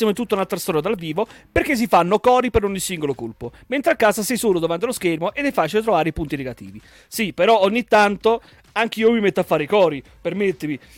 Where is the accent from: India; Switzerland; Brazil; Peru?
Switzerland; Zermatt, Valais; io sono di Zarmat, Canton Vallese. Se conosci la zona, come fai? Non conosci la zona. Sto buco di paese lo conoscono tutti quanti alla fine.